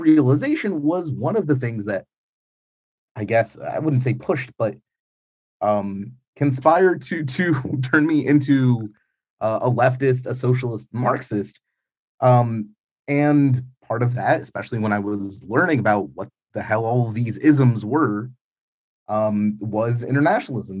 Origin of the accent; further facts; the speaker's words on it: New York, United States; now in Ukraine; growing up in New York in the nineties